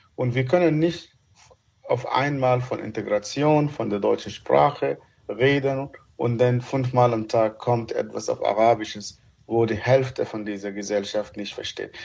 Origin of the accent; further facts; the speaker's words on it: Sudan; German is a second language; also born or lived in Egypt; now in Germany; Meine äh, meine Erziehung ist schon abgeschlossen, als ich noch als Kind im Sudan bin